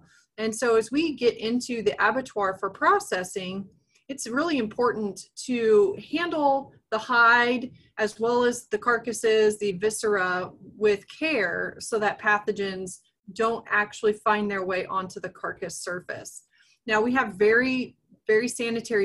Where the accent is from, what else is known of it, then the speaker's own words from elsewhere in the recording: Nebraska, United States; moved away as an adult; also born or lived in Texas; now in Kansas, United States; I'm originally from Nebraska